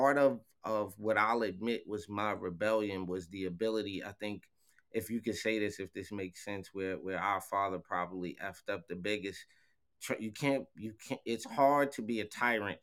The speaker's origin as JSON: {"language": "English", "town": "Mount Vernon", "region": "New York", "country": "United States", "tie": "born or raised there"}